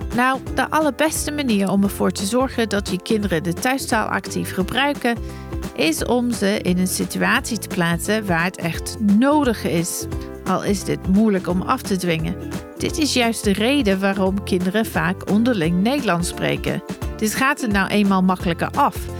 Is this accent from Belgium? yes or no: no; England, United Kingdom; first language English; Dutch is a second language; moved away as an adult; also born or lived in Germany; now in Netherlands; met mijn familie in Engeland